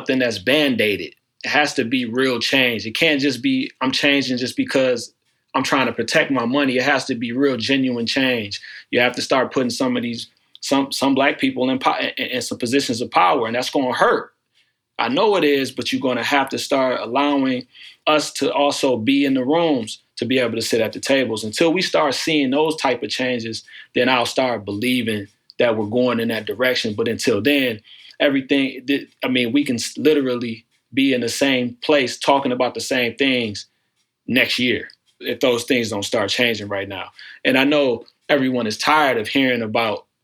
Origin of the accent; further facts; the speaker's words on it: Pontiac, Michigan, United States; now in Cleveland, United States; I'm originally from Pontiac, Michigan, which is right outside of Detroit.